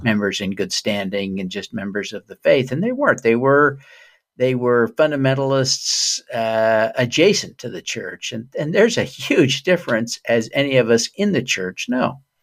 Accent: Utah, United States; I was raised in Utah

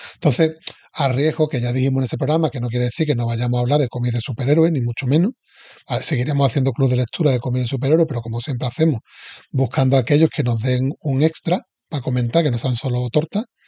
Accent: Seville, Andalusia, Spain; Sevilla, que soy de Sevilla

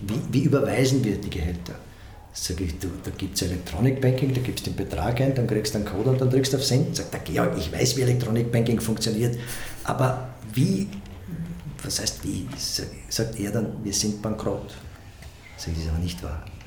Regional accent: Stotzing, Burgenland, Austria; in einem kleinen Ort im Burgenland in Stotzing, wo ich immer gesagt habe, ich weiß, wo ich herkomme

